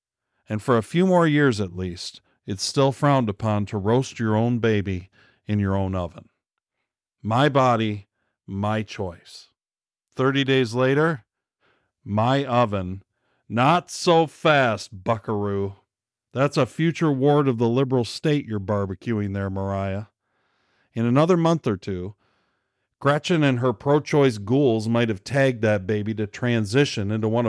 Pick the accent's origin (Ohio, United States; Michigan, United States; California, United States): Michigan, United States; In my home state of Michigan